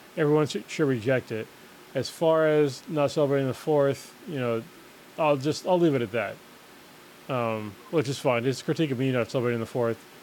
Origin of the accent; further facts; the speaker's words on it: United States; as an American